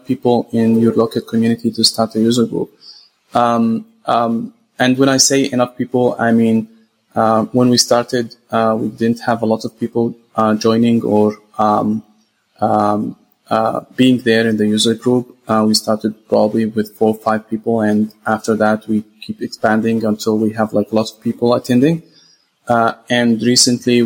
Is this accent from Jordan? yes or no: yes; Jordan; also born or lived in Saudi Arabia / Gaza, Palestine; I'm originally from Gaza, Palestine. I was born in Saudi Arabia and raised in Jordan.